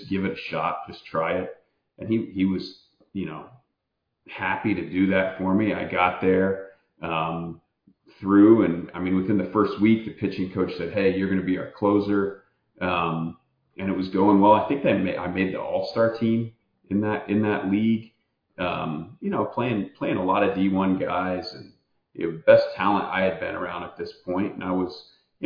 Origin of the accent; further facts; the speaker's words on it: Kokomo, Indiana, United States; Kokomo, Indiana, my hometown